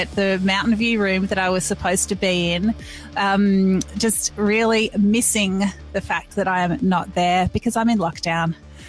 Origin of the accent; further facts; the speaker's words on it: Victoria, Australia; Melbourne and my home state of Victoria are in lockdown, hopefully just until the end of the week.